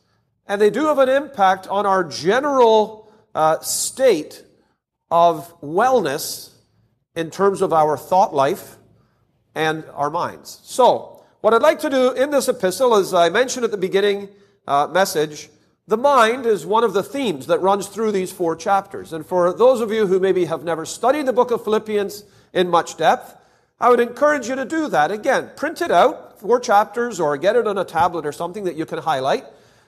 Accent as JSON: {"language": "English", "country": "Canada", "said": "Now, I'm from Canada, but I don't think we're that much different than the U.S. in this respect."}